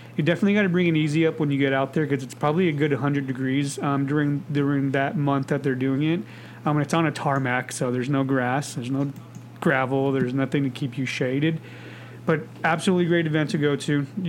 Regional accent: United States; I'm an American, you asshole. I just care about my countrymen.

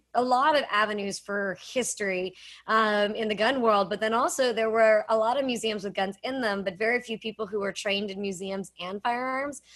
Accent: Pittsburgh, Pennsylvania, United States; I am from Pittsburgh, Pennsylvania, so people assume that I grew up around firearms

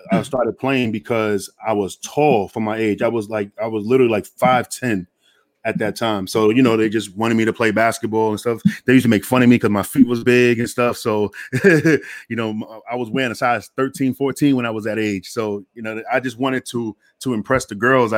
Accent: New York City, New York, United States; growing up in Queensbridge, my block

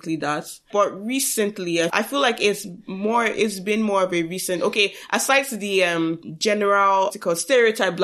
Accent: Nigeria; we are Nigerian.

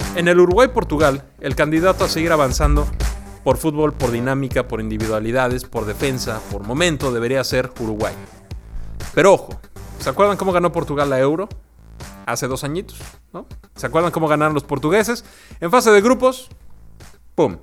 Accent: Mexico; nuestra esencia también como mexicanos

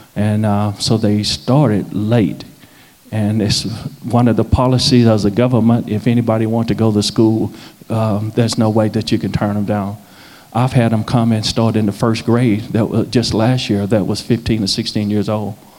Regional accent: Nashville, Tennessee, United States; moved away as an adult; now in South Sudan; I'm from Nashville

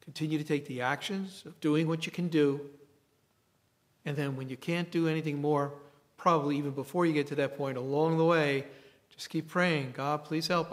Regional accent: New York City, New York, United States; I grew up in the Bronx and I went to grammar school in the same school for eight years

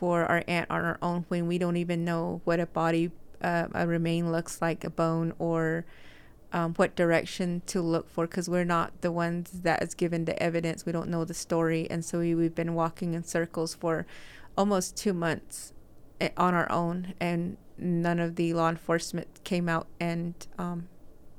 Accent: Red Mesa, Arizona, United States; now in Salt Lake City, United States; I am originally from Red Mesa. I live here in Salt Lake

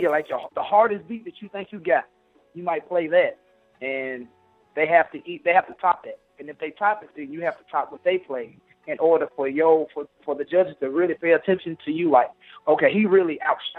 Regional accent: Nashville, Tennessee, United States; I'm from Nashville

